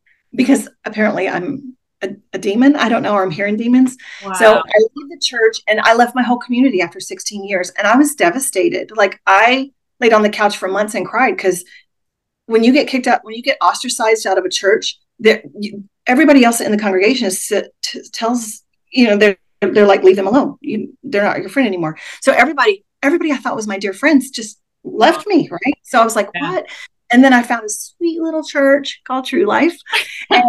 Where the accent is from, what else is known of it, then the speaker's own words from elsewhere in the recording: Texas, United States; moved away; I moved back to Texas because I'm from Texas originally